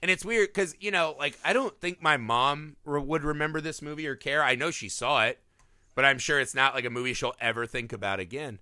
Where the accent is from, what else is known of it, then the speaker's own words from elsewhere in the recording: Midwest, United States; I grew up in the Midwest